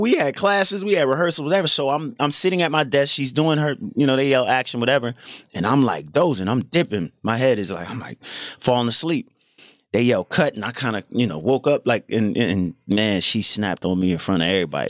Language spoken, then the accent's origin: English; New Jersey, United States; I'm from South Jersey, so we grew up on cheesesteaks, the Eagles, Sixers